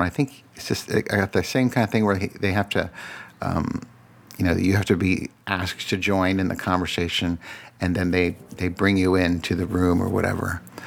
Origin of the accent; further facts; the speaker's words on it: Falls Church, Virginia, United States; also born or lived in Radford, Virginia; most of my life, I grew up in Falls Church